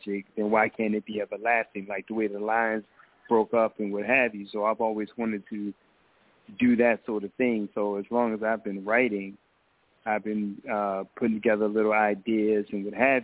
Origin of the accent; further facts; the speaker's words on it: Baltimore, Maryland, United States; moved away as an adult; now in Philadelphia, United States; I'm originally from Baltimore, but I currently live in Philadelphia, been here for 11 years now.